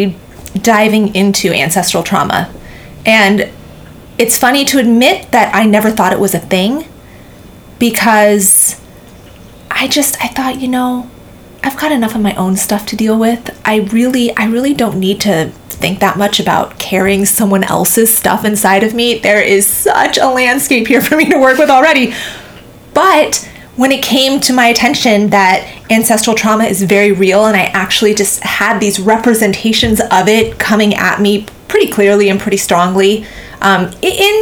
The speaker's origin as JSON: {"language": "English", "town": "Seattle", "region": "Washington", "country": "United States", "tie": "born or raised there", "also_born_or_lived": "Portland, Oregon", "said": "I was born in Seattle, Washington. So we're from the same, we're from the same place"}